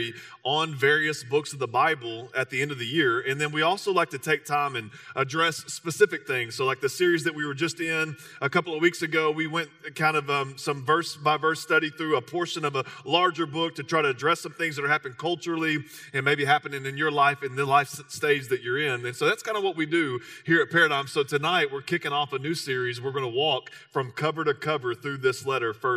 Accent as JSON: {"language": "English", "region": "Texas", "country": "United States", "said": "I'm from Texas, so you can carry a little Spanish."}